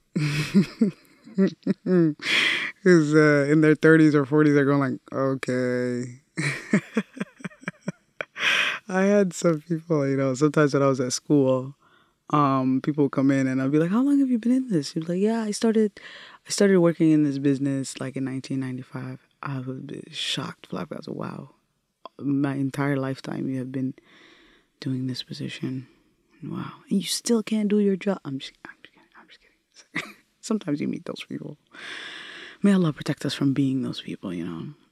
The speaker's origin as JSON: {"language": "English", "region": "Minnesota", "country": "United States", "tie": "born or raised there", "also_born_or_lived": "Italy", "second_language": "English", "said": "we came and landed in Minnesota"}